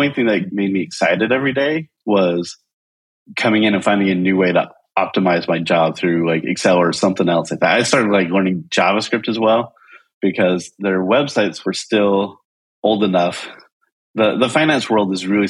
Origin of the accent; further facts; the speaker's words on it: Utah, United States; moved away as an adult; also born or lived in upstate New York; I grew up in Utah